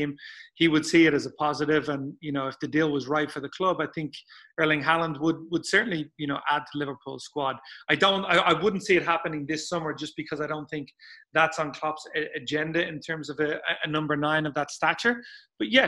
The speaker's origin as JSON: {"language": "English", "town": "Dublin", "region": "Leinster", "country": "Ireland", "tie": "born or raised there", "said": "I grew up in Dublin"}